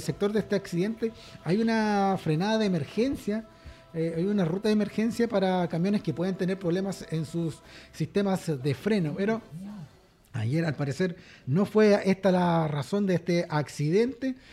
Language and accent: Spanish; Chile